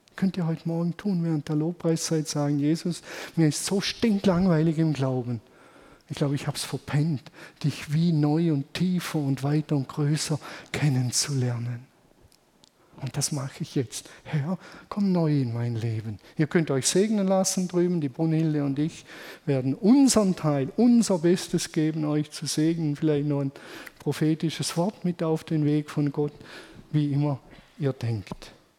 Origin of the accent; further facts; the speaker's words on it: Germany; Wir sind halt Deutsche